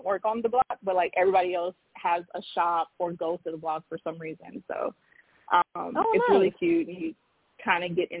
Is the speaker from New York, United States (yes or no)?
no; Los Angeles, California, United States; I am from Los Angeles, which is a big city, but growing up, 10 million people